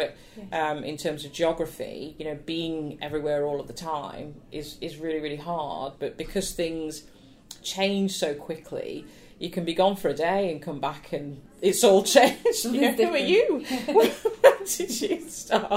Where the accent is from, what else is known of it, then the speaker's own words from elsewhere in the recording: Nottingham, East Midlands, United Kingdom; I grew up in Nottingham, would perform at the Theatre Royal